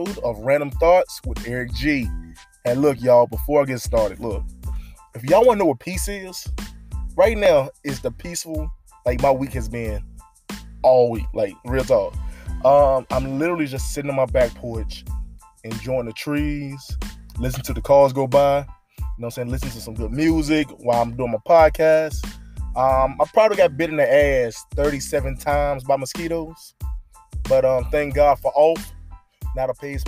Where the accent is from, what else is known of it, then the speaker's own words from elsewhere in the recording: United States; I'm American.